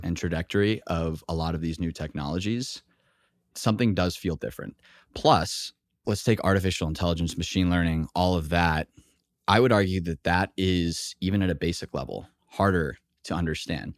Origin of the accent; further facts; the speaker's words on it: Texas, United States; moved away; also born or lived in Boston; I grew up in Texas, went to school in Boston